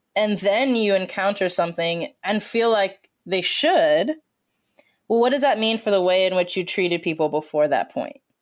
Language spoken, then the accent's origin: English; Colorado, United States; I grew up in Colorado